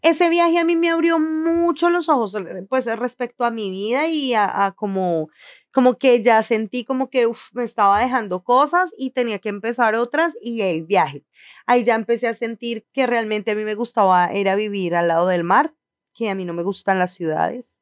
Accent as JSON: {"language": "Spanish", "country": "Colombia", "also_born_or_lived": "Ecuador", "moved": "as an adult", "lives_now": "Miami, United States", "said": "todos los que salimos de Colombia"}